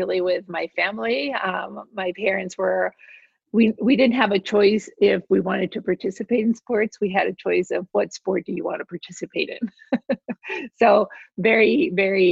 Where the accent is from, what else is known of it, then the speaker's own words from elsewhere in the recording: Mexico City, Mexico; I grew up in Mexico City